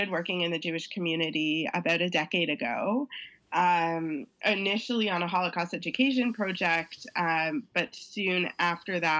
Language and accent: English; Toronto, Ontario, Canada; I am born and raised in Toronto